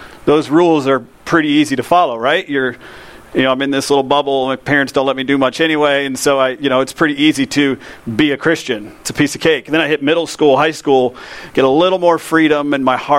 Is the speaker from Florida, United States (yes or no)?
yes; Lakeland, Florida, United States; I grew up in Lakeland